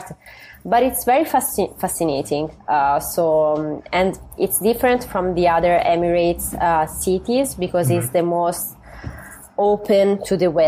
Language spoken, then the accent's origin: English; Tuscany, Italy; moved away as an adult; now in New York, United States; was living half in Italy, especially in Tuscany, in my hometown, in the countryside, and half time in New York